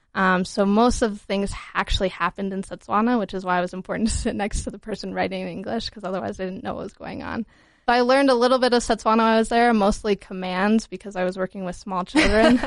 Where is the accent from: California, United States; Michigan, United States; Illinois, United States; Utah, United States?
Utah, United States; Holladay; also born or lived in Vermont / Georgia / Botswana; I'm from Utah. I grew up in Holiday, went to Conwood High School